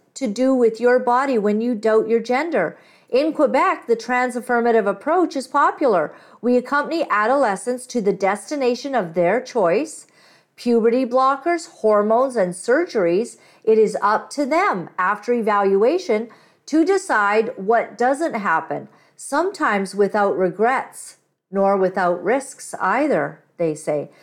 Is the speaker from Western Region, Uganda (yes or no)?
no; Kampala, Central Region, Uganda; now in Canada; I'm not Indian, but I was born in Kampala